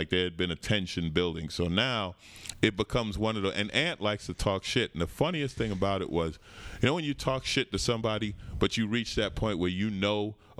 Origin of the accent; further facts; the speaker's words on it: New York, United States; I grew up in New York. Grew up in Queens, St. Albans.